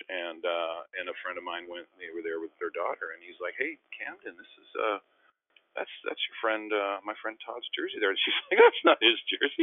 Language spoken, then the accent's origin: English; Winnipeg, Manitoba, Canada; also born or lived in Philadelphia; now in Vancouver, Canada; in Winnipeg in my hometown